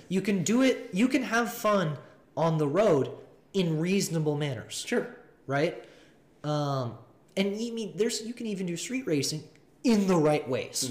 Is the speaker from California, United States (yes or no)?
no; Seattle, Washington, United States; now in Phoenix, United States; I'm from Seattle